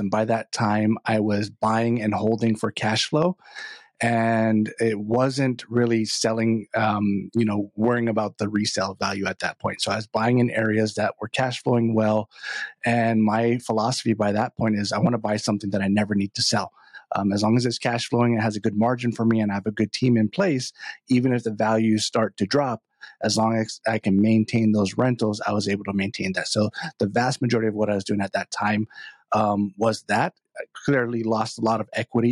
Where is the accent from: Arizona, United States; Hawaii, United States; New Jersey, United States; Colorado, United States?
Hawaii, United States; moved away as an adult; now in Northern Virginia, United States; I'm from Hawaii originally. So I was born and raised there